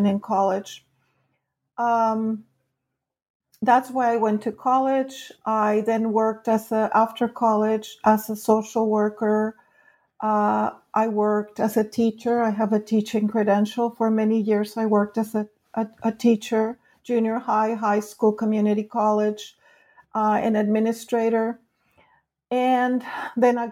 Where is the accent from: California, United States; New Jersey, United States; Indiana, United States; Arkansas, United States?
California, United States; also born or lived in Mexico; I grew up in California